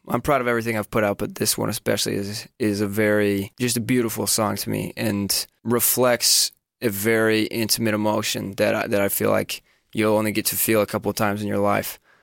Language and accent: English; Washington, United States; I grew up in Washington state, kind of the northern part of the state